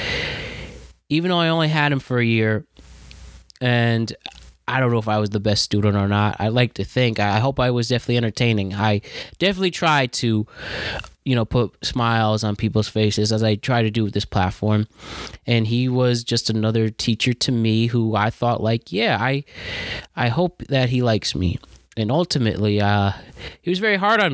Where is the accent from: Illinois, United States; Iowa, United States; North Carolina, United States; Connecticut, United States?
Connecticut, United States; Norwalk; I'm from Norwalk, Connecticut. I graduated from Norwalk High School in 2013.